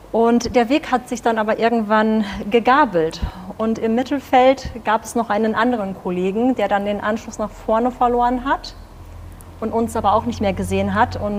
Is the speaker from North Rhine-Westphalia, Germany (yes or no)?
yes; North Rhine-Westphalia, Germany; Und ich meine, wir als äh, Münsterländer, als Westfale sind das Fahrradfahren durchaus